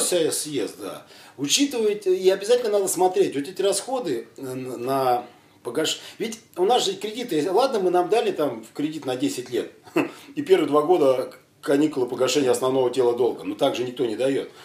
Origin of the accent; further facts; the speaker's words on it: Siberia, Kemerovo Oblast, Russia; я родом с Сибири, с Кемеровской области